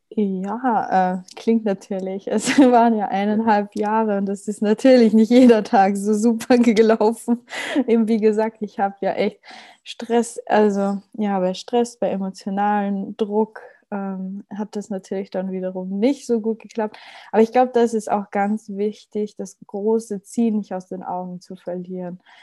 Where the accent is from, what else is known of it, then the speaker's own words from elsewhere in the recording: Austria; bei uns in Österreich